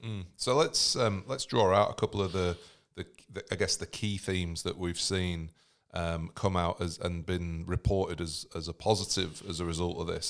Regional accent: United States; I'm American

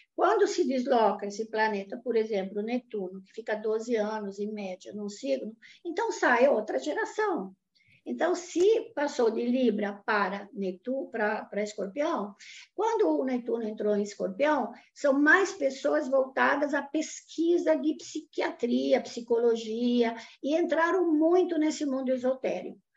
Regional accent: Italy; now in Brazil; eu nasci no pós-guerra na Itália

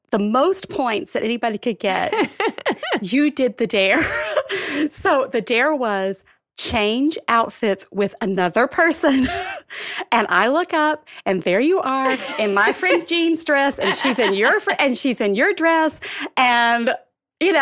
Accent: Alabama, United States; moved away as an adult; now in New York City, United States; I grew up in Alabama

